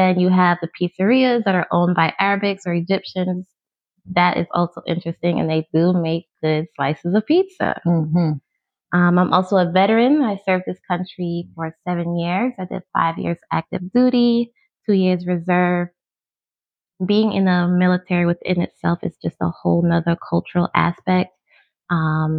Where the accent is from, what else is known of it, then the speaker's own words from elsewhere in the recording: New York City, New York, United States; moved away; also born or lived in Maryland; I am originally from Brooklyn, New York, born and raised